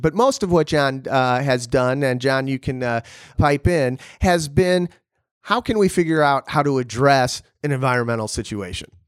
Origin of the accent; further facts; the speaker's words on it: Illinois, United States; also born or lived in Bulgaria; my home state in Illinois